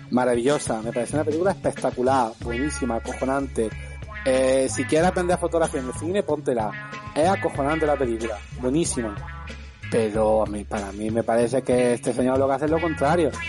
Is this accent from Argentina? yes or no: yes; Argentina; Y si además yo soy argentino, y dice, pero además que yo venía de.